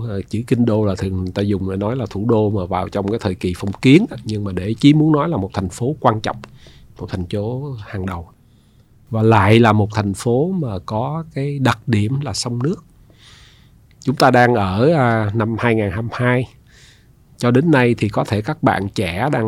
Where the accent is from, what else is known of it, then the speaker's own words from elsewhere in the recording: Ho Chi Minh City, Vietnam; born there; À, bố mẹ tôi thì à, đến từ Hà Nội. Dạ. À, tôi sinh ở Sài Gòn à, năm 1962.